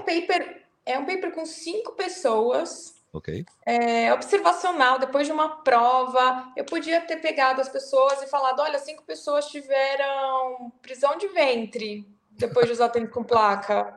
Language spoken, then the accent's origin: Portuguese; Brazil; Eu sou do Brasil